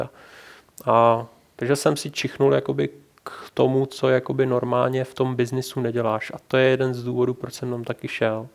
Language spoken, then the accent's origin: Czech; Czechia; jsem Čech